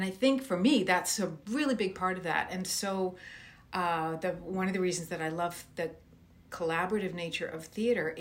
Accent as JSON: {"language": "English", "town": "Moncton", "region": "New Brunswick", "country": "Canada", "tie": "born or raised there", "said": "I was born in Moncton, New Brunswick"}